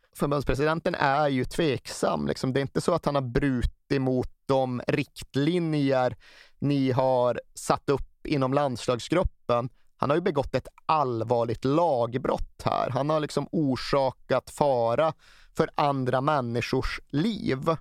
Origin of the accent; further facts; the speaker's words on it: Sweden; som svenskar